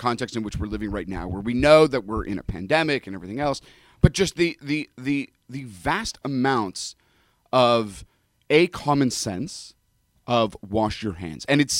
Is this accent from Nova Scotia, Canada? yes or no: no; Toronto, Ontario, Canada; also born or lived in Europe; now in United States; Yeah, but you know the challenge is, I grew up in Toronto, but did undergraduate studies there, and then did graduate studies in rabbinical school in Europe.